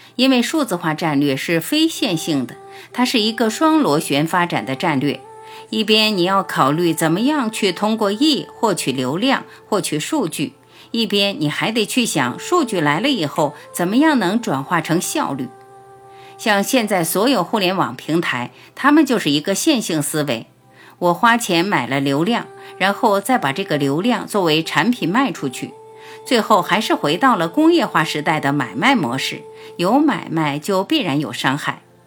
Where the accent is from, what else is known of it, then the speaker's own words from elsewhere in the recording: China; 我们中国人